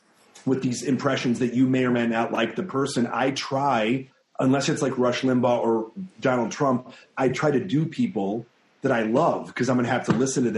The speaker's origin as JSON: {"language": "English", "town": "Skokie", "region": "Illinois", "country": "United States", "said": "I'm from Skokie, Illinois"}